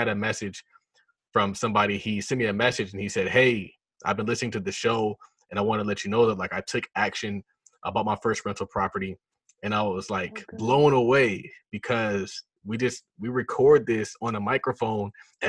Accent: Nigeria; So yeah, I'm Nigerian.

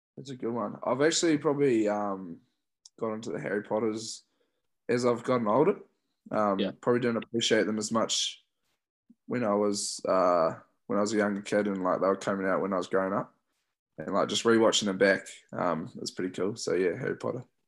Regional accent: Christchurch, Canterbury, New Zealand; growing up in Christchurch, watching the Crusaders a lot

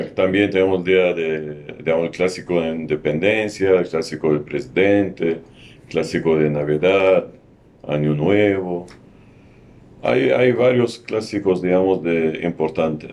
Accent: Ehden, North Governorate, Lebanon; Spanish is a second language; moved away as an adult; now in Lima, Peru; yo soy del norte del Líbano

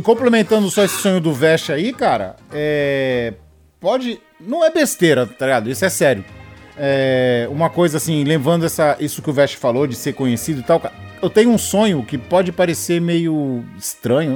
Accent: Baixada Santista, São Paulo, Brazil; eu sou da Baixada Santista

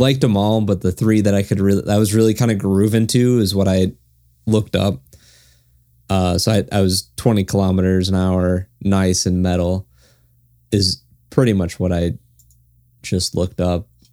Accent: United States; being American, not understanding German

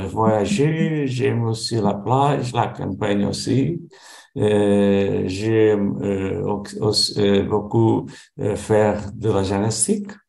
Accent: Portugal; French is a second language; Je, je suis portugais. Je vis, euh, je vis euh, près à Lisbonne. la capitale.

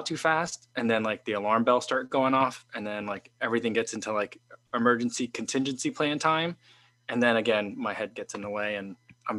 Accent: Illinois, United States; also born or lived in Chicago; my home state, Illinois

